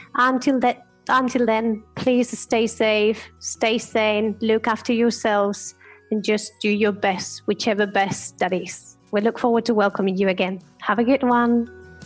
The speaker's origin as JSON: {"language": "English", "country": "Spain", "second_language": "English", "moved": "yes", "said": "can hear my accent, I am from Spain"}